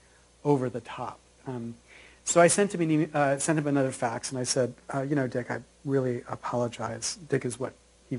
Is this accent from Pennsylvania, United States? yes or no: yes; Williamsport, Pennsylvania, United States; I grew up in a tiny little town in Pennsylvania called Williamsport